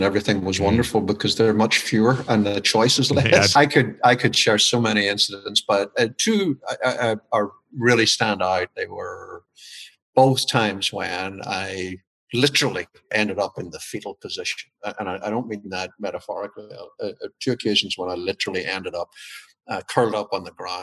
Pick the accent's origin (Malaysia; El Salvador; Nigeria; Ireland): Ireland; moved away as an adult; also born or lived in Washington, D.C., United States; now in Maryland, United States; I've been in the States for 20 years, but my accent has decided not to relocate. I'm originally from Ireland